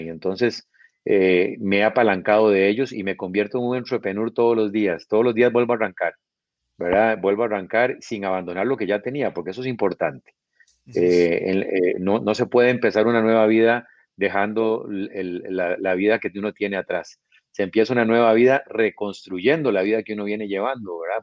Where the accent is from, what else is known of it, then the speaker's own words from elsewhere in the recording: Costa Rica; now in Guatemala; al ser yo tico